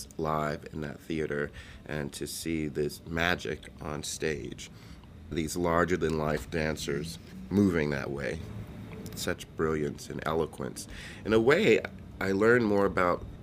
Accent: Miami, Florida, United States; as a young child growing up in Miami

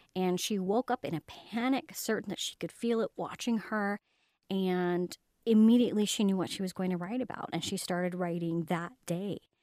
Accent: Highland, Utah, United States; I was brought up in Highland, Utah. It's kind of like a suburb of Salt Lake.

